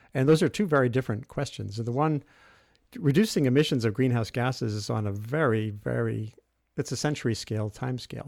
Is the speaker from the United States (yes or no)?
yes; Rhode Island, United States; I grew up in Rhode Island